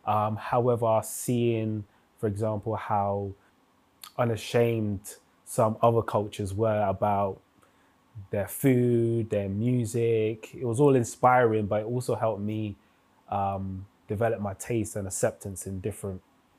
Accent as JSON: {"language": "English", "region": "London", "country": "United Kingdom", "tie": "born or raised there", "said": "I grew up in predominantly in Northwest London, around the areas of Wembley, Alperton, Holsden, Sudbury."}